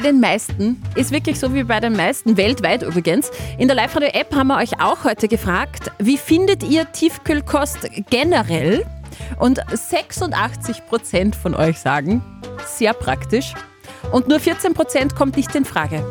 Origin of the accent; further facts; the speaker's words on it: Austria; wir als Österreicher